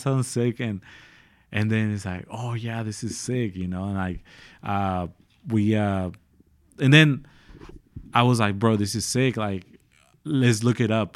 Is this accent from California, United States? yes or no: yes; San Diego, California, United States; moved away as an adult; now in Dallas, United States; I'm from San Diego, California